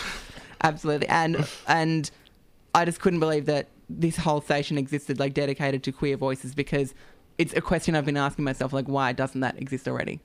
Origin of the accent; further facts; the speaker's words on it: Australia; growing up in the country, I'm not, I wasn't born and bred in Sydney